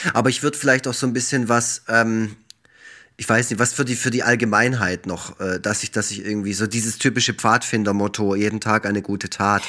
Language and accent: German; Black Forest, Baden-Württemberg, Germany; ich komme ja aus dem Schwarzwald